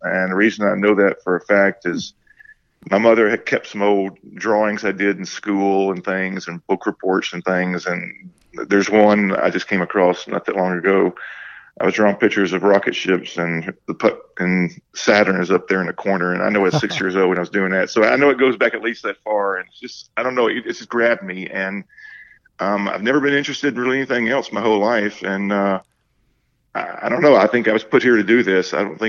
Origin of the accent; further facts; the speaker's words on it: Tuscaloosa, Alabama, United States; Well, I was a little kid growing up in Tuscaloosa, Alabama, and in the 60s